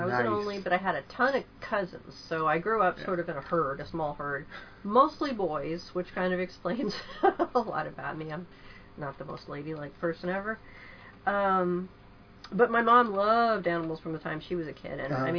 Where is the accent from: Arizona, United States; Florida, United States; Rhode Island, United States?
Arizona, United States; I was a kid growing up in Arizona